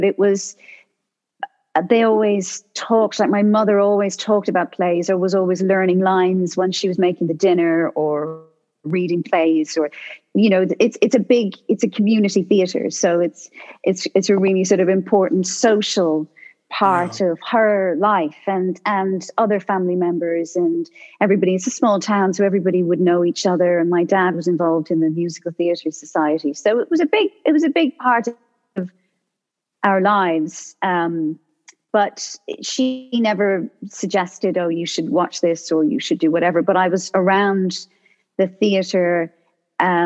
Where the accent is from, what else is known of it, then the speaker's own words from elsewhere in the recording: Ireland; I'm from Ireland